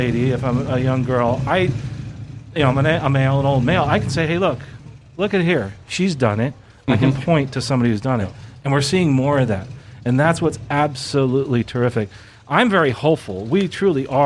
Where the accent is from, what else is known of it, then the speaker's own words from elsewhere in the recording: Lakeland, Florida, United States; I'm from Lakeland. I live here at the end of the runway